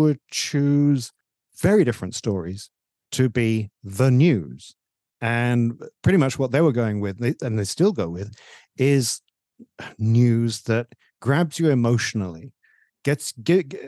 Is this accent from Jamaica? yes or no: no; England, United Kingdom; moved away; When I was growing up in England, there were four TV stations